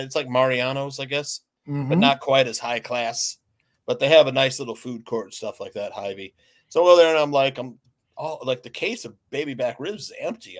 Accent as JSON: {"language": "English", "town": "Naperville", "region": "Illinois", "country": "United States", "tie": "born or raised there"}